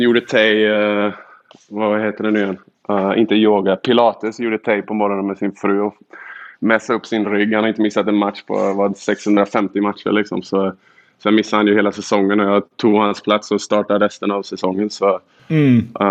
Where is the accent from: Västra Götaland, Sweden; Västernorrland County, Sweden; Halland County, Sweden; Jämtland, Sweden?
Västra Götaland, Sweden; Borås; also born or lived in Luleå; now in Michigan, United States; jag kommer från Boråstrakten, jag har spelat i Luleå